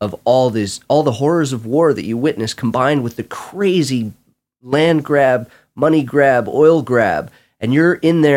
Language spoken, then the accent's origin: English; California, United States; I'm Californian.